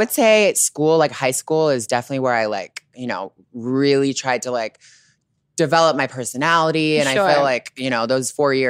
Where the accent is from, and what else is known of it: Toronto, Ontario, Canada